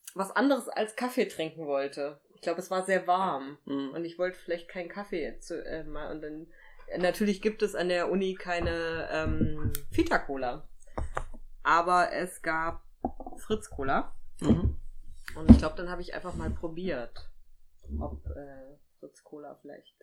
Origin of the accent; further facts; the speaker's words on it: Thuringia, Germany; ich bin ja in Thüringen groß geworden